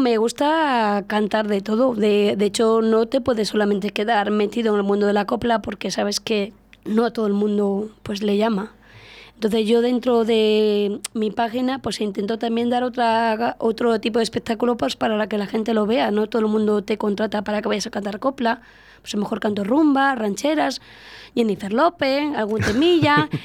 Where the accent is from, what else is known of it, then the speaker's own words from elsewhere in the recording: Plasencia, Extremadura, Spain; moved away as an adult; now in Íscar, Spain; yo soy de Plasencia de Cáceres, yo soy extremeña.